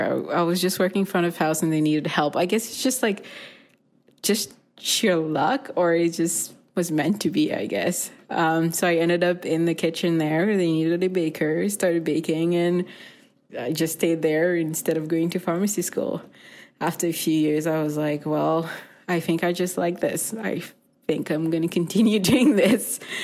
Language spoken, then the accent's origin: English; Mauritius; now in Winnipeg, Canada; I grew up in Mauritius